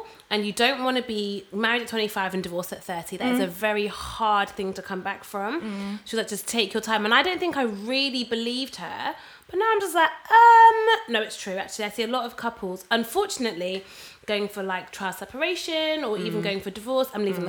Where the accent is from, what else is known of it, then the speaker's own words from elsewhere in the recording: Jamaica; Listen, I'm Jamaican, toiling.